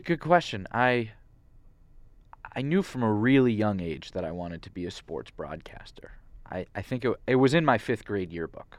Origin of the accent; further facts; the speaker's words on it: Santa Monica, California, United States; moved away as an adult; also born or lived in Philadelphia; I'm from Santa Monica